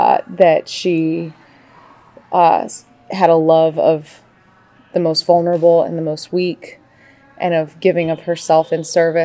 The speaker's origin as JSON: {"language": "English", "town": "New Orleans", "region": "Louisiana", "country": "United States", "said": "I'm from New Orleans, Louisiana."}